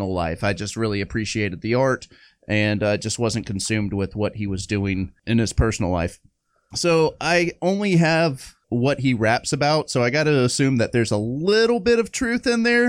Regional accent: Atlanta, Georgia, United States; we grew up in Atlanta

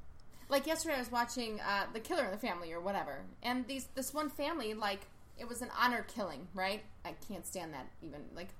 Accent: Villa Park, United States; I grew up in Villa Park

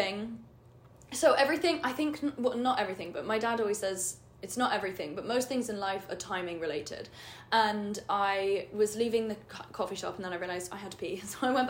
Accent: London, United Kingdom; moved away as an adult; I'm from London. I just moved here.

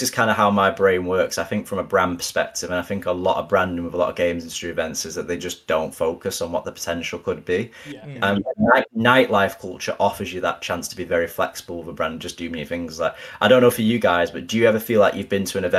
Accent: Manchester, North West England, United Kingdom; I'm a Mancunian through and through, and I'm super proud. I love my city.

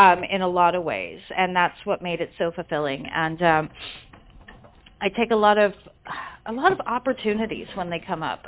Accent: Colorado, United States; also born or lived in California; now in London, United Kingdom; I was born in California, grew up in Colorado. Um, now I live in London in the UK

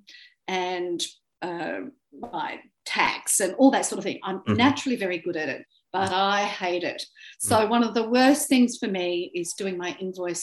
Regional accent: Australia; I'm an Australian, I speak English, I'm white

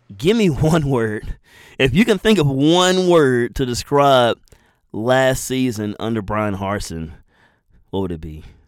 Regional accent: Madison, Alabama, United States; I'm from Madison, Alabama.

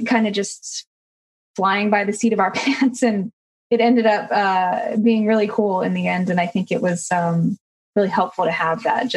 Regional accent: Alberta, Canada; moved away; growing up in Alberta, there's kind of no shortage of really beautiful outdoor landscape

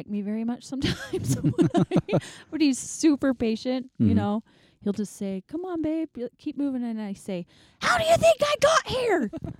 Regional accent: Park City, Utah, United States; I grew up in Park City

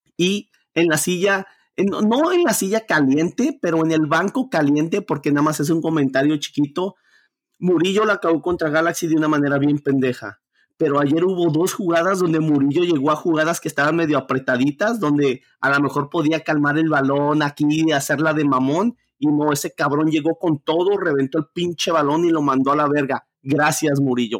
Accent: Mexico; yo como latino, yo como mexicano

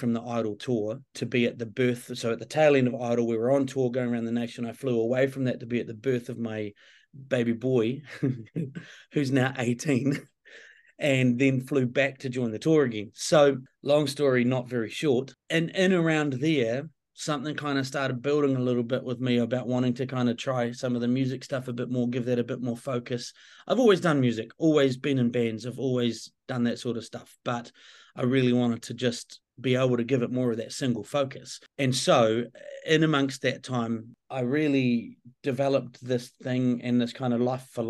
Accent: New Zealand; I'm a Kiwi

